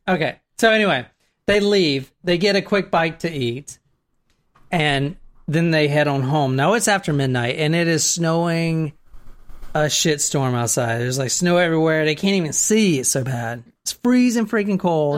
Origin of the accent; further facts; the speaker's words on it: the South, United States; I'm in from the South